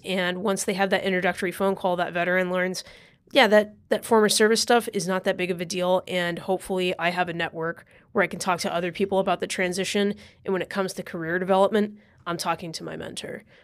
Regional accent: California, United States; moved away as an adult; also born or lived in Idaho; now in New York, United States; I was born and raised in California

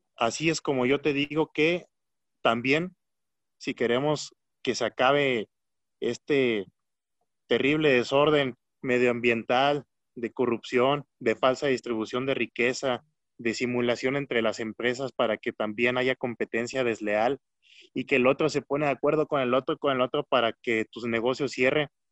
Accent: Michoacán, Mexico; aunque somos michoacanos

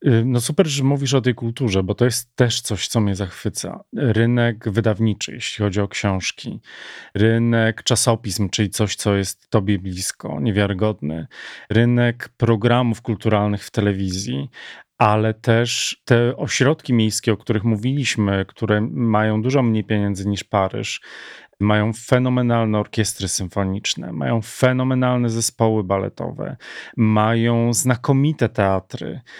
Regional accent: Warsaw, Masovian Voivodeship, Poland; tak jak u nas w Warszawie

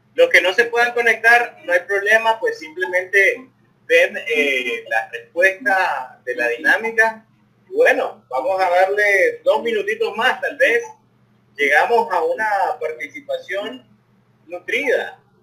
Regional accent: León, Nicaragua; los que somos de la ciudad de León

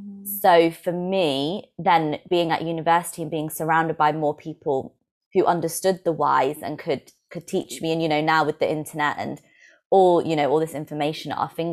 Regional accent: England, United Kingdom; So being Indian, I grew up with a lot of this, but without realizing, and to be honest, rejecting a lot of it, because, you know, I grew up in England in a very kind of white area.

